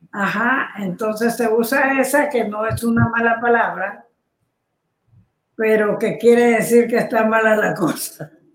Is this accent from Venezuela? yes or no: no; Guatemala; Chapín le llamamos